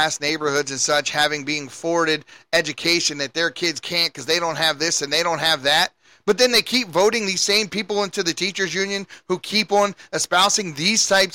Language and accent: English; Baltimore, Maryland, United States; moved away; I'm from Baltimore, and you can go back to my neighborhood today